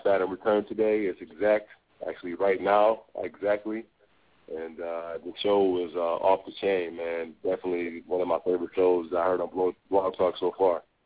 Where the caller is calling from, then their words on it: Albany, New York, United States; I'm calling from Albany